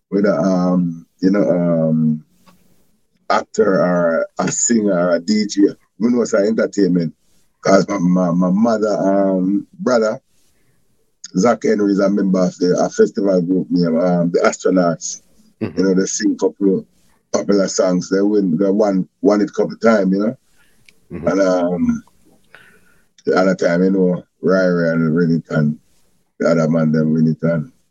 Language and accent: English; Jamaica; I grew up in Ochras, um, Barton, Senton, and I'm more like a kind of Christian child. I'm more like Christian.